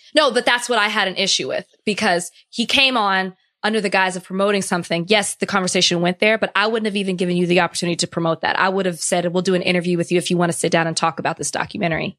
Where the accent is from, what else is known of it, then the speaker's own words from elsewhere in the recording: Texas, United States; moved away; I'm from Texas